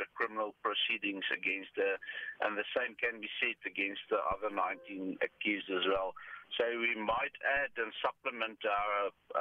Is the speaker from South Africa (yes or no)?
yes; South Africa; us as the South African society